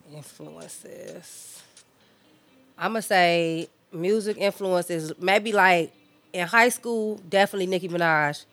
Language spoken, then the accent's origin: English; Chicago, Illinois, United States; My experience growing up out west, I feel like I had the, the pretty much the basic Chicago experience.